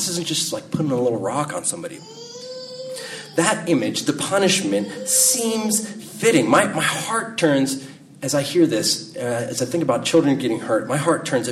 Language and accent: English; California, United States; I'm a Californian